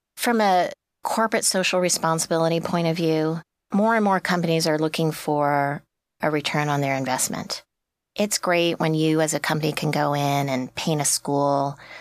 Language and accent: English; New York, United States; I'm from New York